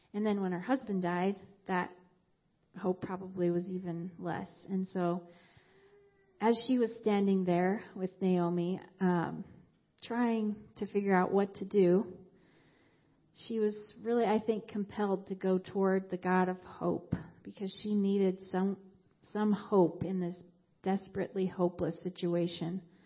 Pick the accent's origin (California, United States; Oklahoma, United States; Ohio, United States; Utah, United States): Utah, United States; Moab; moved away; I grew up in Moab, Utah, in a Christian family